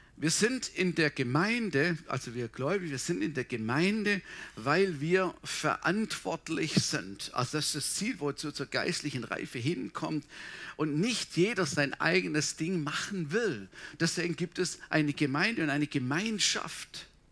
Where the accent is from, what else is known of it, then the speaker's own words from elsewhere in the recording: Swabia, Baden-Württemberg, Germany; moved away; bei uns im Schwabenland